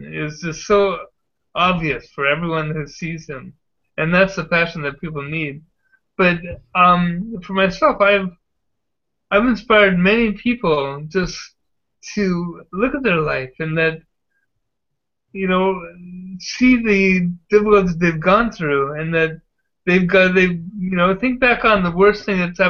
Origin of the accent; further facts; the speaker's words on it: San Diego, California, United States; moved away; I grew up in Ocean Beach and went to Point Loma High School.